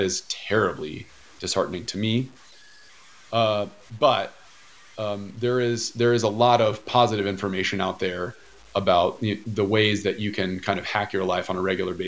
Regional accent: United States; growing up in America

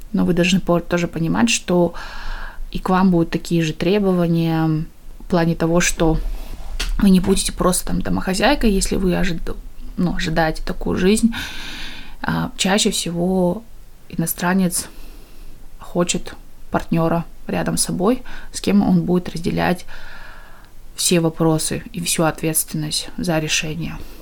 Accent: East Kazakhstan Region, Kazakhstan; moved away as an adult; now in United Kingdom; мы из Восточного Казахстана, и села, где село, которое основали переселенцы из Украины, и мы всегда жили очень такое в межнациональном, межкультурном обществе. Я выросла в такой атмосфере

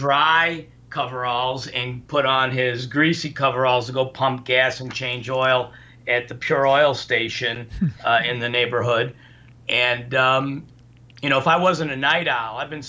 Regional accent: Highland Park, Illinois, United States; also born or lived in Indianapolis; we grew up in Ravinia back then, I mean, I was, you know, born in 55

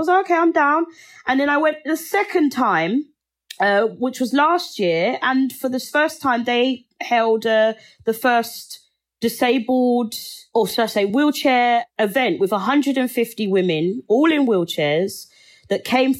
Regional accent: Nigeria; also born or lived in England; now in United States; I will show who I am and that I come from Nigeria and I'm English and I'm in America right now.

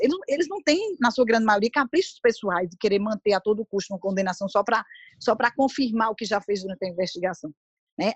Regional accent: Brazil; eu sou brasileira

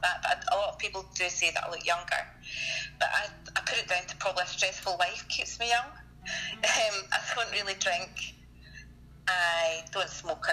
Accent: Scotland, United Kingdom; Hi, I'm from Scotland. Yeah, I'm from Scotland, and I'm currently in Scotland.

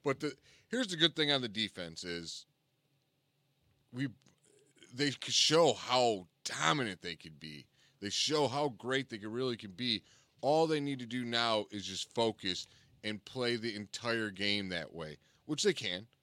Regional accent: Cleveland, Ohio, United States; we're from Cleveland

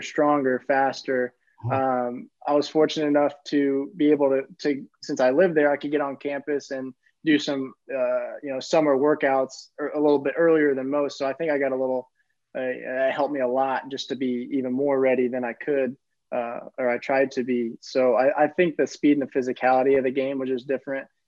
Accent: Bloomington, Indiana, United States; moved away as an adult; now in Germany; growing up in Bloomington, I knew the tradition that was there

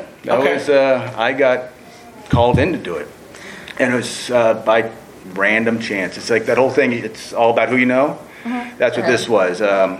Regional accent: Washington, District of Columbia, United States; Oh, all over. I'm military family, but I call Washington, D.C. my home.

